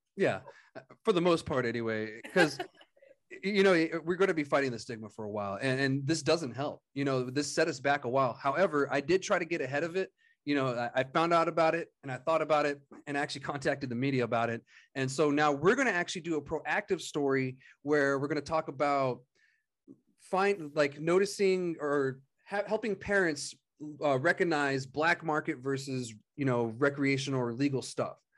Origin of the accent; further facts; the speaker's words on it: Otero County, New Mexico, United States; moved away; went down to Otero County, my hometown area